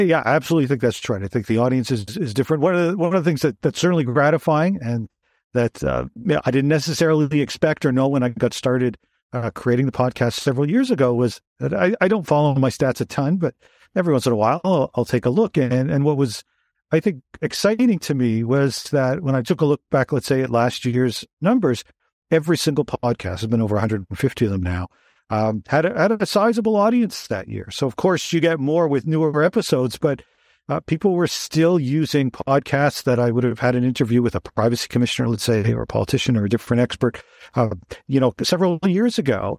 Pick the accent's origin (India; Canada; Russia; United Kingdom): Canada; Toronto, Ontario; I'm from Toronto originally